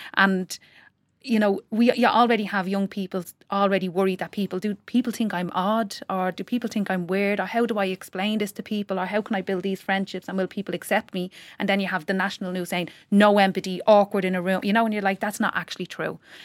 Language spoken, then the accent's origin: English; Tallaght, Leinster, Ireland; I'm from Talla and if someone on, in my estate does something, it's not reflective of me as a person from Talla